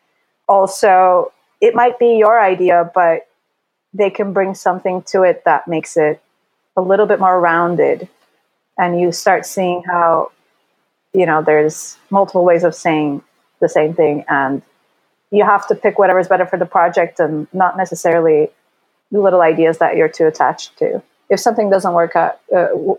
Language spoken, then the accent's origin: English; Istanbul, Turkey; moved away as an adult; now in Los Angeles, United States; I grew up in Istanbul, then I moved to a different city in high school, and I lived alone